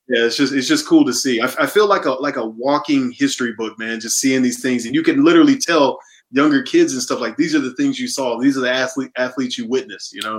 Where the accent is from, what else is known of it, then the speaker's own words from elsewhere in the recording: Omaha, Nebraska, United States; moved away as an adult; also born or lived in South Jersey; now in Florida, United States; I'm originally from Omaha, Nebraska